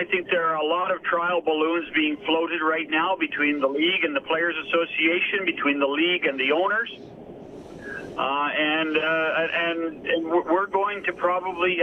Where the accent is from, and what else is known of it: Canada